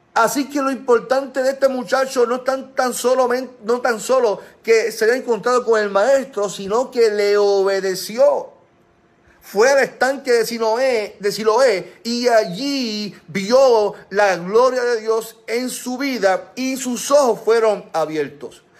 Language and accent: Spanish; Puerto Rico; como pueblo puertorriqueño